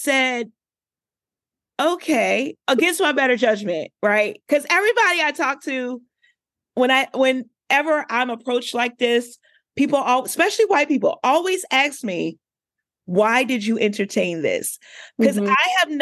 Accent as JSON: {"language": "English", "town": "Washington", "region": "District of Columbia", "country": "United States", "said": "I'm from Southeast DC"}